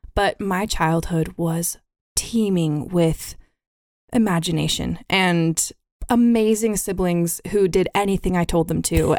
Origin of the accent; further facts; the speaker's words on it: Billings, Montana, United States; also born or lived in San Diego; I was born in San Diego and moved to Billings, Montana on my first birthday.